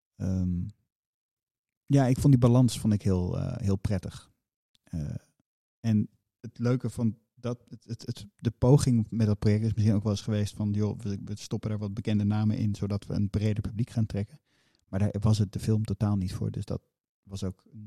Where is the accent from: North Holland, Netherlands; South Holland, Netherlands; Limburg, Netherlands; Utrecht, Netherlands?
Utrecht, Netherlands; Amersfoort; ik ben in Amersfoort opgegroeid